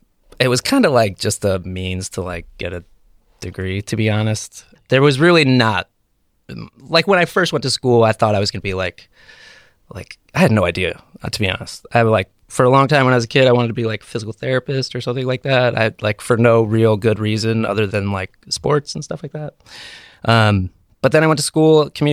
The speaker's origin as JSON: {"language": "English", "town": "Brewster", "region": "New York", "country": "United States", "tie": "born or raised there", "said": "I grew up in a town called Brewster."}